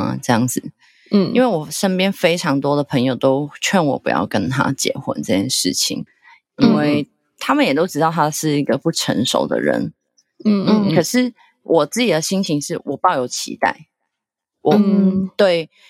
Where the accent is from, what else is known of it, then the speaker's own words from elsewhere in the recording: Hong Kong; moved away as an adult; now in Taiwan; 因为我不是台湾人。因为我是香港的，